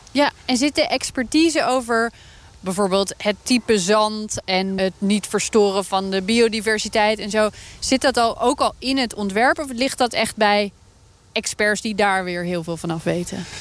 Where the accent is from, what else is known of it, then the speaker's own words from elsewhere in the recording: Netherlands; wij Hollanders